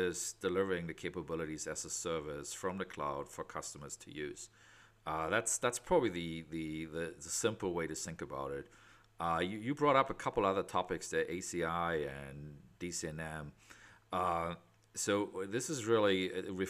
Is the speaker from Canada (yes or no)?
no; Germany; accent: German; moved away as an adult; also born or lived in West Coast, United States; now in United States; I'm out of the West Coast, despite having a German accent. So I am German, but for the last 25 years in the U.S.